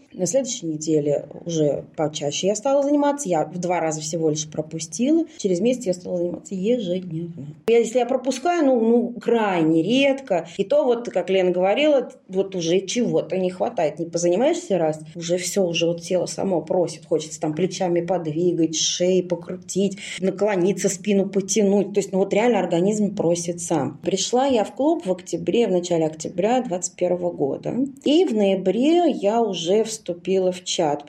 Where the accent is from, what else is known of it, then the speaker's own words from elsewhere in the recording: Krasnogorsk, Moscow Oblast, Russia; Я из Красногорска